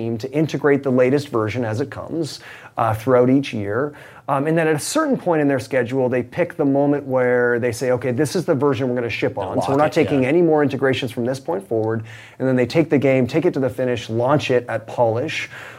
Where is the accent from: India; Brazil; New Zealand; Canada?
Canada; I mean, I'm Canadian, so you know, hockey was a sport that I grew up loving.